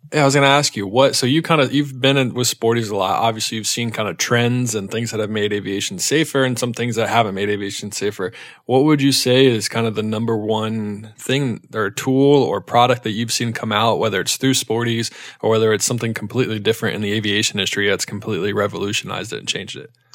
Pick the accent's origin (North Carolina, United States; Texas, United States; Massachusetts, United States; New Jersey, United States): North Carolina, United States; Charlotte; also born or lived in Ohio; I'm from North Carolina. I'm born and raised in Charlotte, North Carolina.